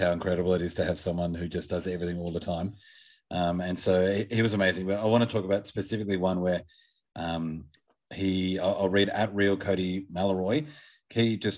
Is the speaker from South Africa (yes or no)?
no; Australia; as an Australian